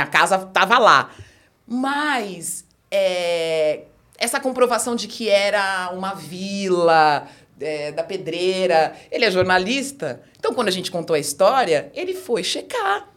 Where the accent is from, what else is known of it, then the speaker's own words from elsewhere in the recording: São Paulo, Brazil; dentro do bairro que eu nasci, cresci